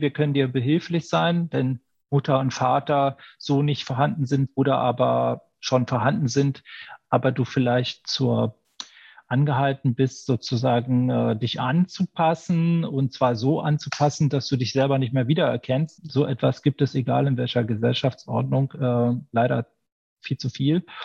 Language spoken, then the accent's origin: German; Berlin, Germany; Ich komme aus der Deutschen Demokratischen Republik. Ja aus, aus Berlin